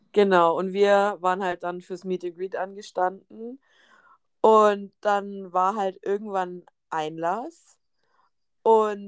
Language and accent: German; Germany; Wir sind aus Deutschland